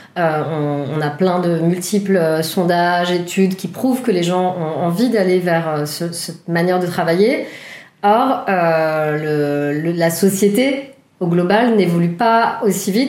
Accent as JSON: {"language": "French", "town": "Paris", "region": "Île-de-France", "country": "France", "tie": "born or raised there", "also_born_or_lived": "Toulouse / Romainville", "said": "je vis à Romainville et euh, j'ai grandi à Paris"}